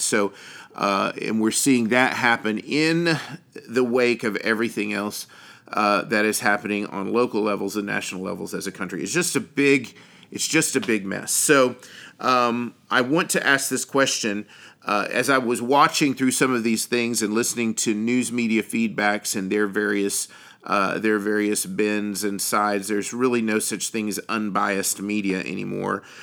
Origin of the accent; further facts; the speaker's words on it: United States; as an American